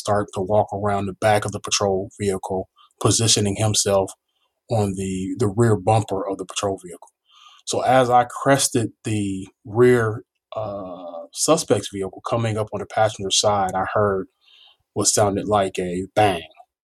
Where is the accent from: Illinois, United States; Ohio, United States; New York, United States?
Illinois, United States; Chicago; now in Atlanta, United States; I grew up in Chicago.